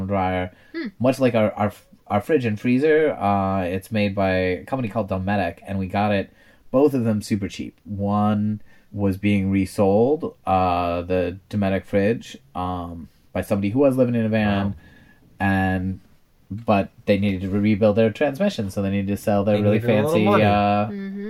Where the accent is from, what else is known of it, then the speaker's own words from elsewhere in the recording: rural Wisconsin, United States; I grew up very near Vince in rural Wisconsin, tiny little roads